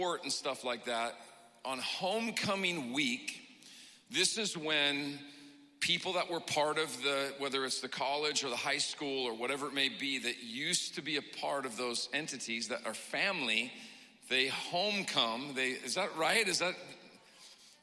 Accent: Pacific Northwest, United States; I come from the Pacific Northwest

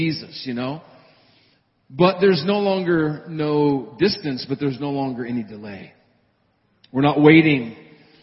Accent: Montana, United States; moved away; back in my hometown and home state of Montana

